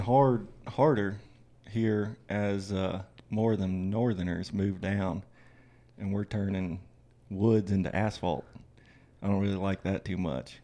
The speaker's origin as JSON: {"language": "English", "region": "Florida", "country": "United States", "tie": "born or raised there", "said": "I'm from Florida, grew up in Florida."}